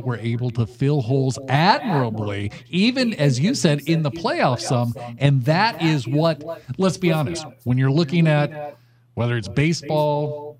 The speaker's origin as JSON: {"language": "English", "region": "Southern California", "country": "United States", "tie": "born or raised there", "said": "I grew up in Southern California."}